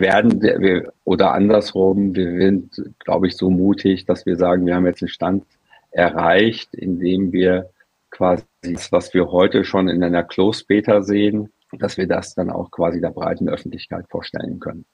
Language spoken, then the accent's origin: German; Frankfurt, Hesse, Germany; aus meiner Heimatstadt Frankfurt